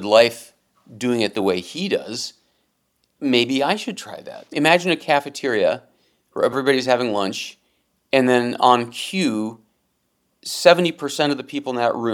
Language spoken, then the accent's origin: English; Cleveland, Ohio, United States; moved away as an adult; also born or lived in New York; growing up in Cleveland